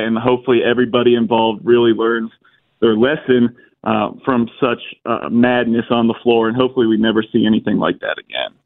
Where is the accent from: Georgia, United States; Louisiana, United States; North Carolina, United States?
Georgia, United States; Cherokee County; I'm from Cherokee County